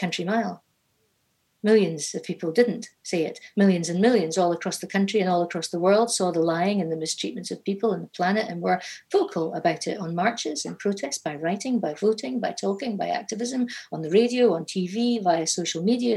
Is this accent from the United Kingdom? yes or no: yes; Inverness, Scotland, United Kingdom; growing up in Inverness